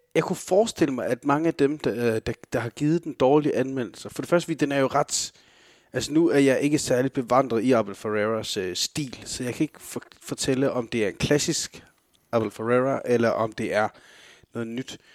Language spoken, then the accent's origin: Danish; Denmark